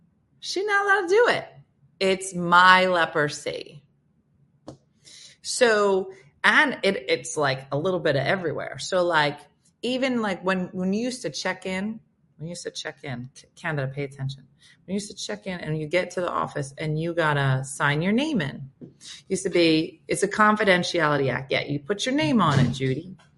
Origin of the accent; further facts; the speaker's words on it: United Kingdom; moved away; Yeah, I'm British, been here 20 years, still don't understand it.